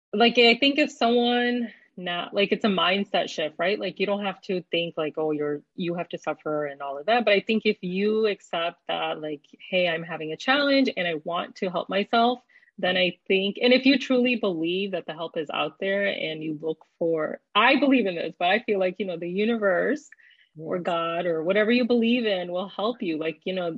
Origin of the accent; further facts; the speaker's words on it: North Carolina, United States; fellow North Carolinian.